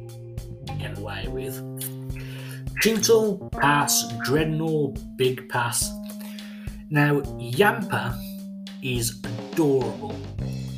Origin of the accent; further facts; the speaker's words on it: England, United Kingdom; I am from England